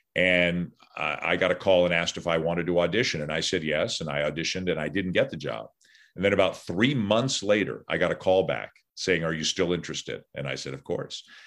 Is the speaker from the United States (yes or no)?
no; Toronto, Ontario, Canada; I'm from Toronto. I still live in Toronto